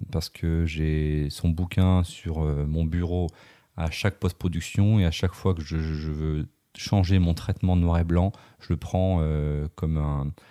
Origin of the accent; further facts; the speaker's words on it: Brittany, France; now in Lyon, France; Je ah vis à Lyon, mais je suis breton.